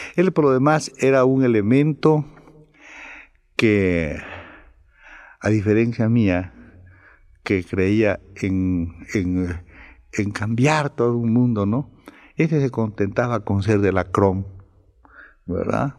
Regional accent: Campeche, Mexico; also born or lived in Ciudad del Carmen, Mexico; mi pueblo en Campeche, en Ciudad del Carmen, porque mucha gente a mí me confunde con como carmelita

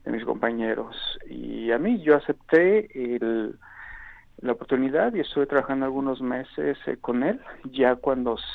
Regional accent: Mexico City, Mexico; moved away as an adult; now in Toronto, Canada; Y fue hace ocho años, en el 2009, que emigré de la Ciudad de México y del país a la ciudad de Toronto, en Canadá.

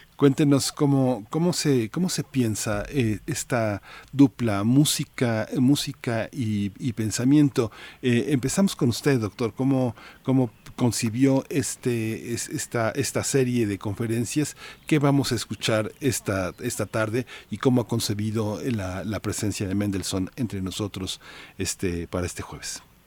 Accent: Mexico

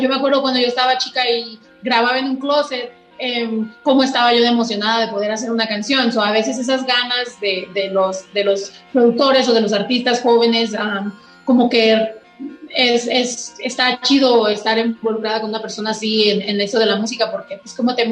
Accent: Mexico; yo por eso siempre he querido destacar y decir soy mexicana y en cada canción lo digo porque quiero que sepa que es un orgullo

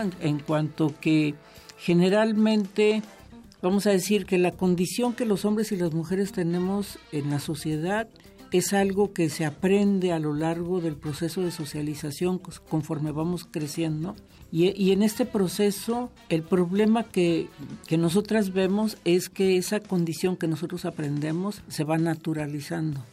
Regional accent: Guadalajara, Jalisco, Mexico; yo vivía en Guadalajara, yo soy de Guadalajara

